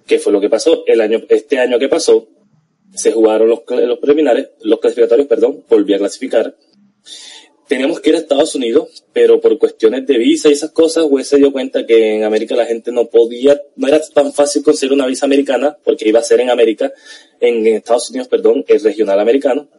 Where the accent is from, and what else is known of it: Colombia